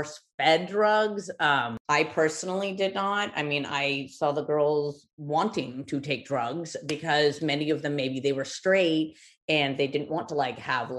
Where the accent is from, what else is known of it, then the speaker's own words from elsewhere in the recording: Los Angeles, California, United States; growing up there